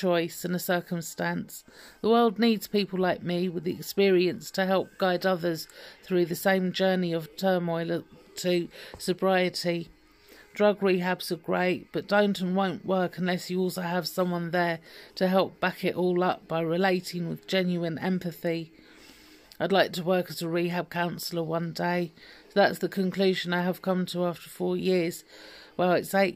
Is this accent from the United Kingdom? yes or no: yes; London, United Kingdom; I was born in 1972 in North London in the UK to a rather eccentric pair of extremists and with a lovely, cool big sister